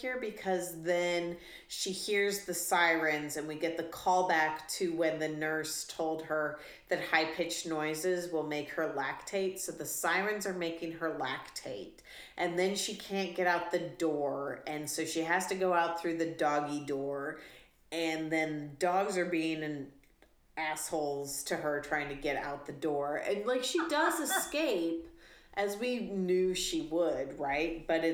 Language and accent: English; Texas, United States; I was born in Texas.